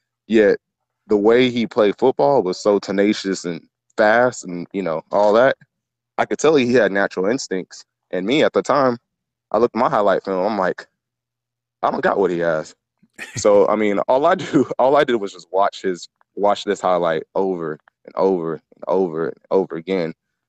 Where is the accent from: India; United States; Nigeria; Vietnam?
Nigeria; I mean, you know, I'm Nigerian, so my first sport was soccer.